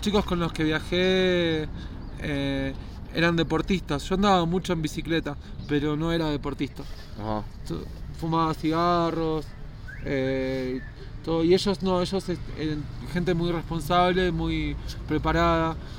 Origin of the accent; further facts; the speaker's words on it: Escobar, Buenos Aires Province, Argentina; moved away as an adult; Soy de Escobar, se llama el pueblo. Queda unos 50 kilómetros al norte de la capital de Buenos Aires